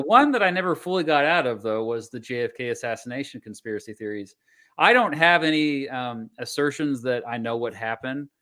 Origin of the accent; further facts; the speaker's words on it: Augusta, Kansas, United States; I grew up by Wichita